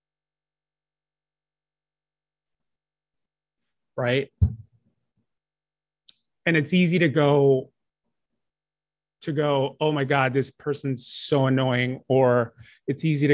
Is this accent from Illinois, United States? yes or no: yes; Chicago, Illinois, United States; moved away; everyone back home in my hometown of Chicago